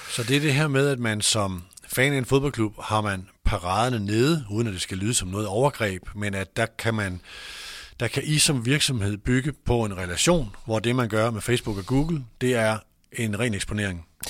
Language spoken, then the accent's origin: Danish; North Jutland, North Denmark Region, Denmark; jeg er selv nordjyde